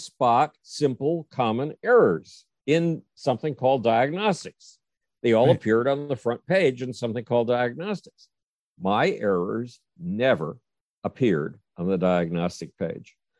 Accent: Buffalo, New York, United States; the city of Buffalo, New York, my hometown

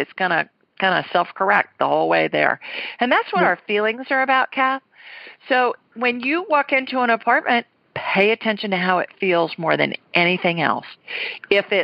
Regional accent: Ohio, United States; moved away; when I was little growing up in Ohio

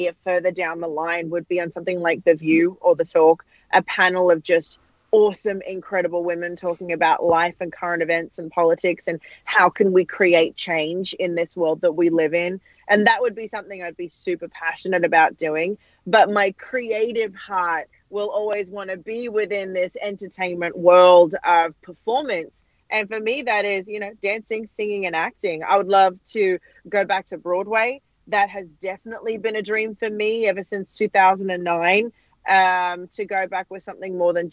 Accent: Australia; moved away as an adult; I'm Australian

